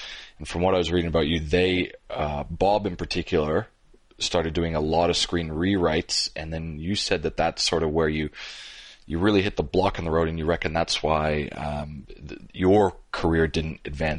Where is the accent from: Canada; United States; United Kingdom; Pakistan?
Canada; as a Canadian